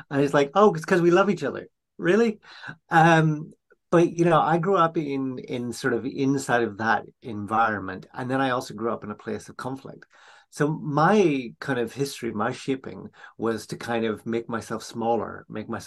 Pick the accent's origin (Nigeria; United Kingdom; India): United Kingdom; Northern Ireland; So, you know, my own family background, I grew up in Northern Ireland during a time of conflict